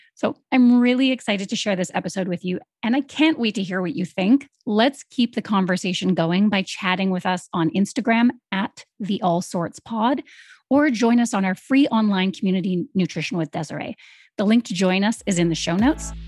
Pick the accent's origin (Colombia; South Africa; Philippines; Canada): Canada; growing up in Canada